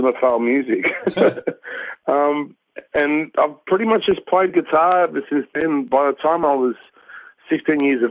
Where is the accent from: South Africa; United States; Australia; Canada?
Australia; So my parents are Polish. I'm from Polish background. I was born in Australia